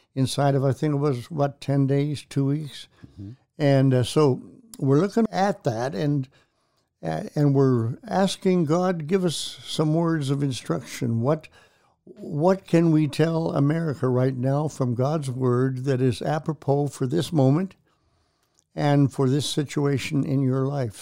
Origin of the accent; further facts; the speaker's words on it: Canada; moved away as an adult; now in Tulsa, United States; I was born and raised in Canada, came down to attend Oral Roberts University here in Tulsa